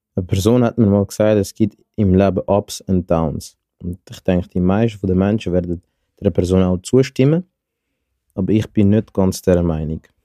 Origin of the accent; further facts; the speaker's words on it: Zurich, Switzerland; ich komme aus Zürich